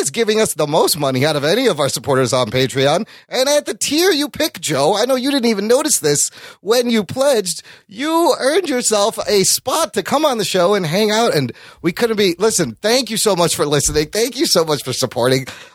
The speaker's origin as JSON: {"language": "English", "country": "Pakistan", "said": "I'm a Pakistani that looks white"}